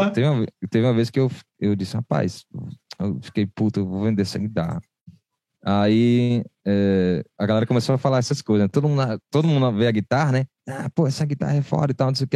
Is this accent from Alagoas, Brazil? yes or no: no; Recife, Pernambuco, Brazil; now in Fortaleza, Brazil; eu cresci em Recife